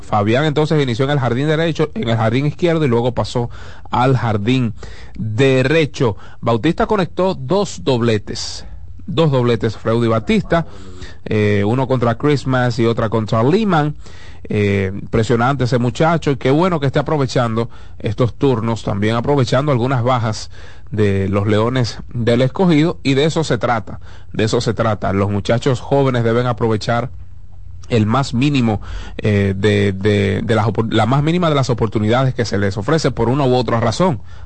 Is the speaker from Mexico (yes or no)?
no; Dominican Republic